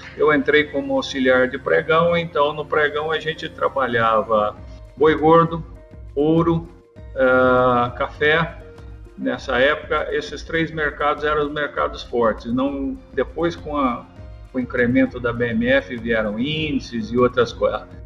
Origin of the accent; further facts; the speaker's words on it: Bocaina, São Paulo, Brazil; eu fui morar na fazenda, numa fazenda do meu avô ali em Bocaina, na região de Jaú, e com os dois anos de idade, meus pais mudaram para lá e foram criar os filhos lá